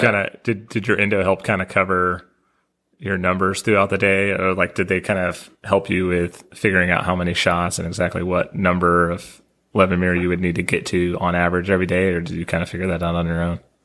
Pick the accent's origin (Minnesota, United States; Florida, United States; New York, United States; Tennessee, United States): Tennessee, United States; Nashville; I'm from Nashville